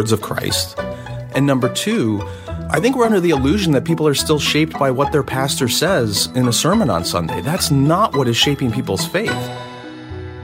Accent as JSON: {"language": "English", "country": "United States", "said": "being an American"}